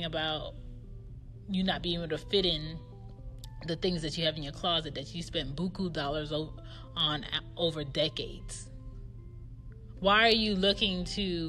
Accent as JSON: {"language": "English", "country": "United States", "tie": "born or raised there", "said": "I was born in America"}